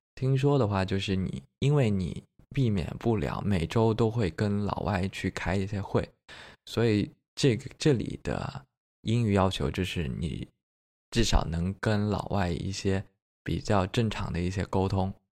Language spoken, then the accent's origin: Chinese; Jiangxi, China; also born or lived in Beijing; now in Suzhou, China; 我是江西人，所以说我比较吃湘菜